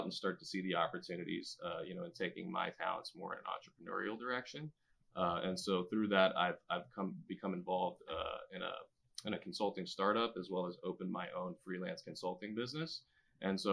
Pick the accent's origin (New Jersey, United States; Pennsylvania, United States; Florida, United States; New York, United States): Florida, United States; Key West; moved away; I'm originally from Key West